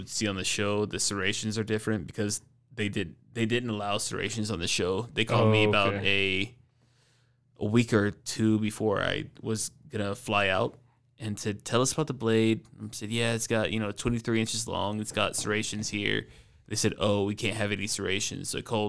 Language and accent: English; Atlanta, Georgia, United States; But I got into it when I was living in Atlanta, growing up in Atlanta.